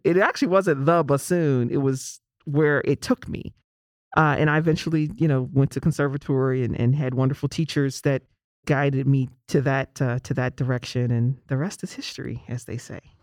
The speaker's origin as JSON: {"language": "English", "town": "Pittsburgh", "region": "Pennsylvania", "country": "United States", "tie": "born or raised there", "said": "growing up in Pittsburgh, my beloved city of Pittsburgh"}